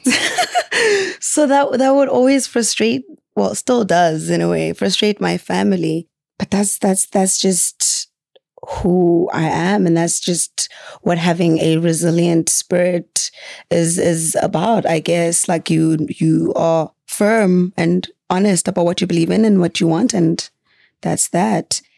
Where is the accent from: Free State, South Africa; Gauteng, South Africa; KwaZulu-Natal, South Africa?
KwaZulu-Natal, South Africa; Margate; also born or lived in Mthatha, Eastern Cape / Lusikisiki, Eastern Cape / Rome, Italy; I'm from the South Coast